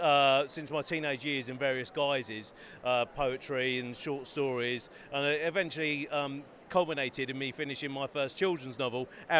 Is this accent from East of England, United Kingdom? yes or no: yes; Bedford, East of England, United Kingdom; also born or lived in Norwich; now in London, United Kingdom; I'm actually originally from Bedford. Yeah, grew up there. Lived in Norwich for over 10 years. Moved to Norwich and came down to London.